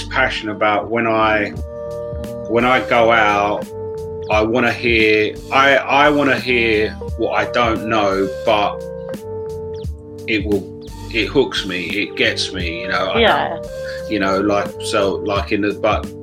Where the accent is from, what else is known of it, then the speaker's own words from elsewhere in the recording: United Kingdom; growing up in Britain, sort of like in the early 60s